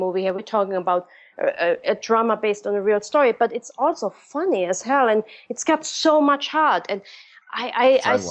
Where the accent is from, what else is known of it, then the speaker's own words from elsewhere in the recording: Germany; moved away; back home in my hometown, they're doing this in Germany.